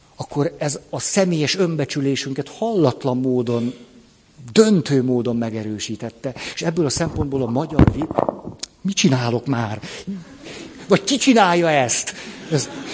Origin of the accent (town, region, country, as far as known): Hungary